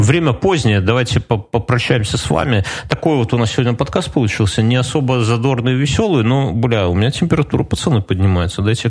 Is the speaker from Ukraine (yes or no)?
no; Belarus